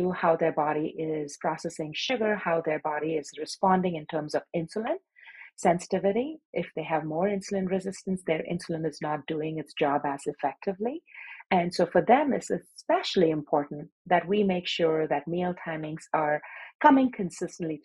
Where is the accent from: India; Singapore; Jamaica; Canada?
India; Chennai, Tamil Nadu; moved away as an adult; now in Los Angeles, United States; I was born and raised in India in a town called Madras, which is now known as Chennai